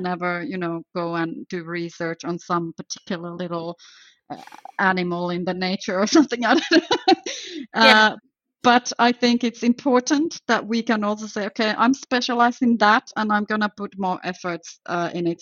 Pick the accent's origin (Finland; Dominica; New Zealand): Finland; moved away as an adult; now in Belgium; I am actually from Finland to start with, but I live in Belgium for about 20 years or more now.